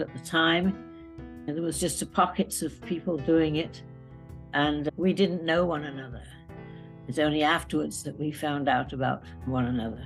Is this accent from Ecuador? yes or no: no; Chester, North West England, United Kingdom; moved away as an adult; also born or lived in Derbyshire; now in United States; I was born in Chester and then studied in boarding school in Derbyshire